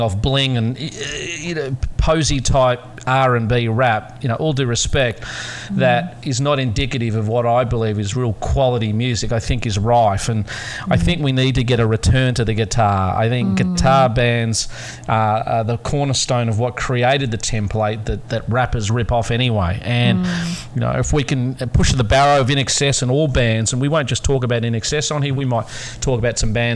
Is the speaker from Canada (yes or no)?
no; Australia; as an Australian we're very, very proud